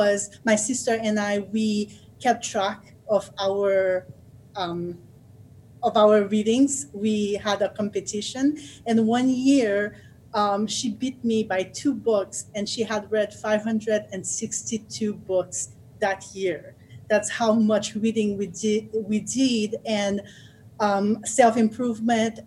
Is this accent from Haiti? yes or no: yes; Haiti; now in United States; I grew up in Haiti